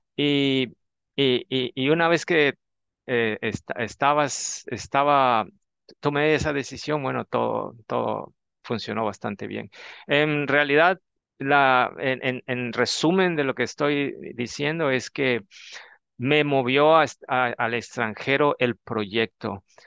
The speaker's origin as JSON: {"language": "Spanish", "region": "Tabasco", "country": "Mexico", "tie": "born or raised there", "moved": "as an adult", "said": "regresar a mi pueblo, lo voy a tener que decir, soy tabasqueño, a Tabasco"}